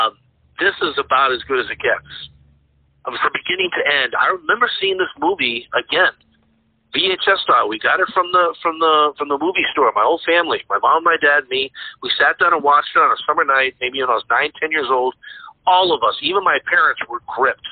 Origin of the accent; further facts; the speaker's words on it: Sturbridge, Massachusetts, United States; My hometown, where I grew up in Sturbridge, Massachusetts